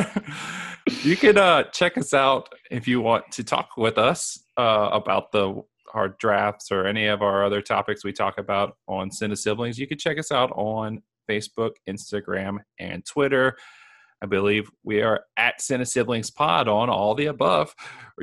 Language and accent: English; United States; as an American